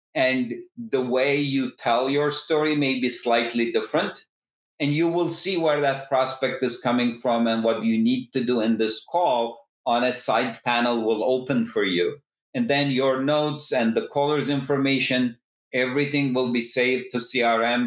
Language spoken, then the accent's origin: English; Istanbul, Turkey; moved away as an adult; also born or lived in Massachusetts, United States / Berkeley, California, United States; originally, I come from Istanbul, Turkey.